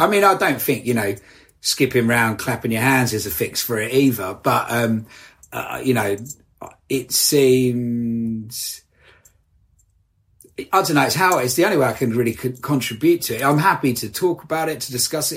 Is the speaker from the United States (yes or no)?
no; Essex, East of England, United Kingdom; I grew up in Essex